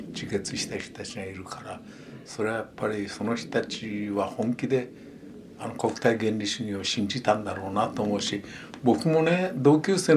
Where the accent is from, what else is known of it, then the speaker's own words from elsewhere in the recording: Otaru, Hokkaido, Japan; moved away; also born or lived in Hiratsuka / Yoichi; 北海道です、ね、そうですそうです。でおくの実家が小樽にあったもんですからね。